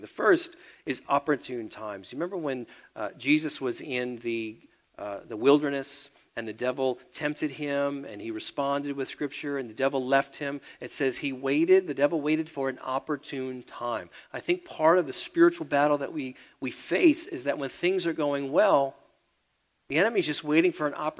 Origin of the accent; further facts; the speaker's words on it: United States; I'm American